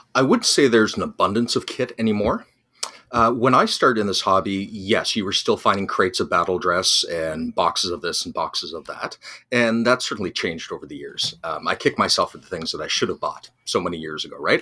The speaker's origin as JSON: {"language": "English", "country": "Canada"}